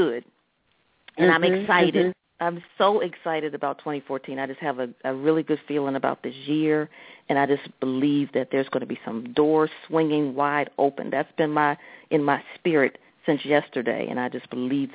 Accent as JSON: {"language": "English", "town": "Lanham", "region": "Maryland", "country": "United States", "tie": "born or raised there", "also_born_or_lived": "Washington, D.C. / Silver Spring, Maryland", "said": "born in D.C., really raised in Silver Spring and then Lanham"}